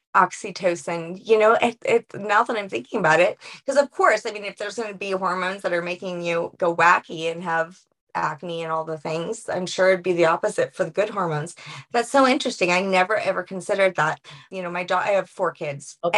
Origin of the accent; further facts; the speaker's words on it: New Orleans, Louisiana, United States; I'm from New Orleans, so my roots are like the women are the martyrs in the family